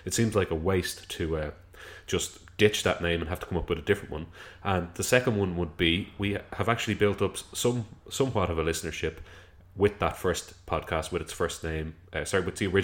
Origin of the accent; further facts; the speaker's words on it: Dublin, Leinster, Ireland; we came from South County Dublin